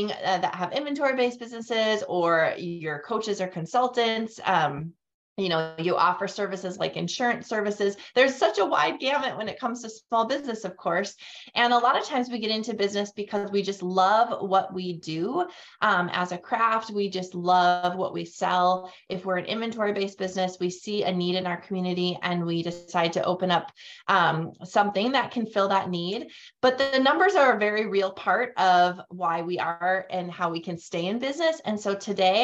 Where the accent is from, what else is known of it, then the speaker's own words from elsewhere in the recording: North Dakota, United States; moved away as an adult; also born or lived in Fargo, North Dakota / Grand Forks, North Dakota; now in Tennessee, United States; born and raised in North Dakota. I now live in Tennessee and we moved here about a year and a half ago, but otherwise I've spent my entire life in North Dakota, in both Fargo and Grand Forks